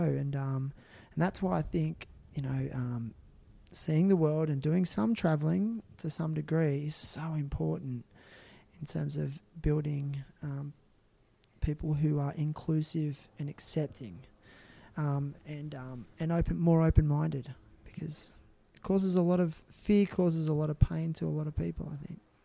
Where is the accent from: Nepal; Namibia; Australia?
Australia; I'm Australian